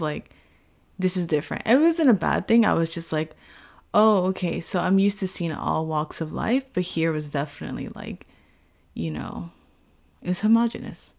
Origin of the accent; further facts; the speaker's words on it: Houston, Texas, United States; moved away as an adult; now in Tokyo, Japan; an Afro-Latina American from Houston, Texas